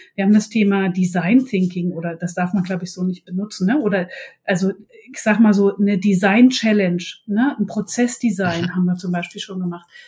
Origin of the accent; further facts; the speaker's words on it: eastern Germany, Germany; now in Bremen, Germany; Bin ursprünglich aber aus dem wilden Osten